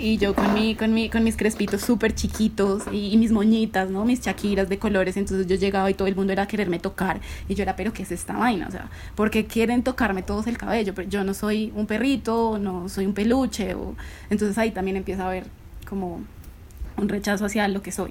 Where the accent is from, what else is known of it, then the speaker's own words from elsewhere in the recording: Bogotá, Colombia; yo soy eh, de Bogotá